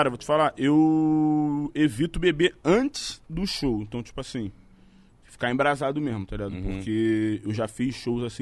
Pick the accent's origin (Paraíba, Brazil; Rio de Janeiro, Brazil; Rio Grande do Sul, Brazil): Rio de Janeiro, Brazil; Cara, agora eu moro ali no Catete, mas eu sou nascido e criado em Jacarepaguá, Zona Oeste do Rio de Janeiro, tá ligado? Morei 20 anos ali.